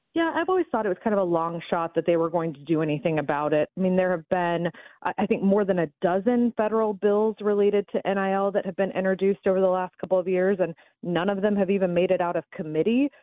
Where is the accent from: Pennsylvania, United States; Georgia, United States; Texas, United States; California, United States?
Georgia, United States; Atlanta; moved away; I don't live up there anymore, but I'm, uh, born and bred in Atlanta